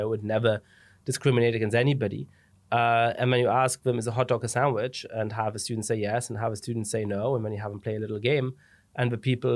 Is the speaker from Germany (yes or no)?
yes; Germany; moved away as an adult; also born or lived in England / Italy / France; now in United States; I ended up growing up in Germany